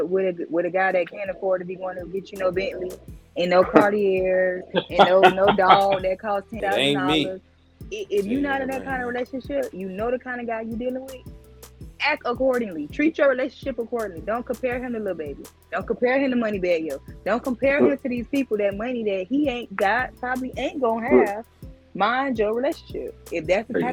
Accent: Fort Lauderdale, Florida, United States; I'm from Broward County, Florida, Fort Lauderdale

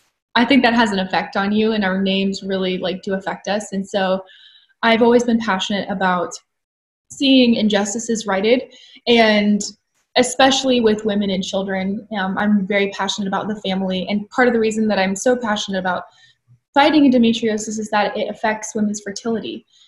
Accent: Atlanta, Georgia, United States; also born or lived in California; Yeah, so I am 26 years old, and I was born and raised in Atlanta, Georgia.

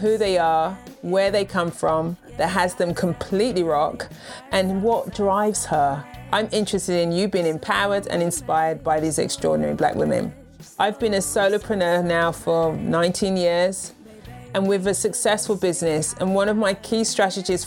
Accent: United Kingdom; moved away as an adult; now in United States; I'm a Brit living in the US

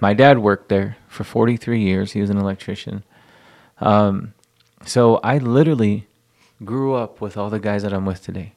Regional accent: El Paso, Texas, United States; growing up in El Paso, going to a quinceañera, going to a wedding

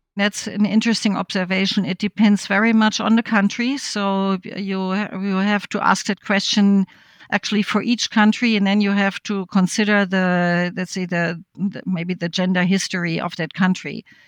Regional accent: West Germany, Germany; I grew up in West Germany

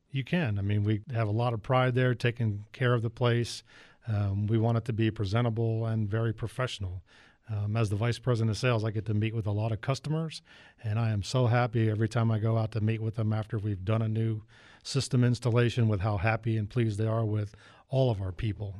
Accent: Northern Virginia, United States; moved away; I'm originally from Northern Virginia

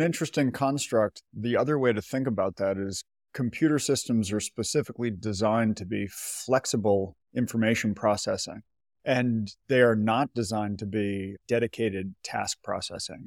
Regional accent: near Boston, Massachusetts, United States; I grew up near Boston, Massachusetts

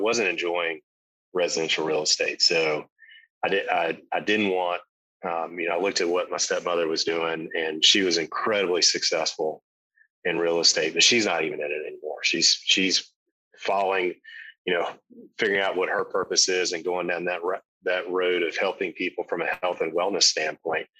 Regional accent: South Carolina, United States; growing up in South Carolina

